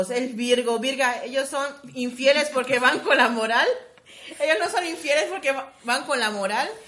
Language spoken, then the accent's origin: Spanish; Yucatán, Mexico; Pues sí, yo soy digna yucateca.